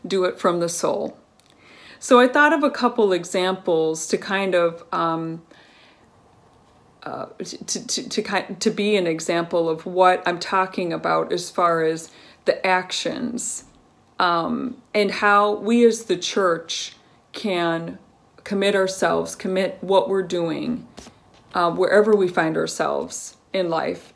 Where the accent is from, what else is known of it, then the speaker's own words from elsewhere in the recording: Colorado, United States; growing up in Colorado, my family was part